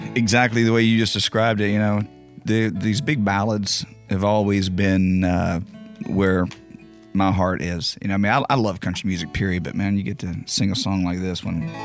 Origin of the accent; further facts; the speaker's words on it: Beaumont, Texas, United States; … played in my hometown of, of Beaumont uh, on a show, and he actually knows I'm from there